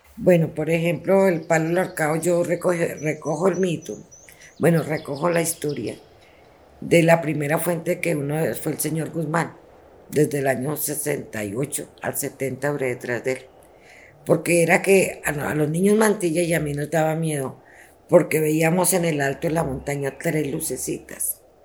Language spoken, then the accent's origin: Spanish; Colombia; moved away as an adult; also born or lived in Chile; Allá tenía alta calidad de vida pero volví a mi tierra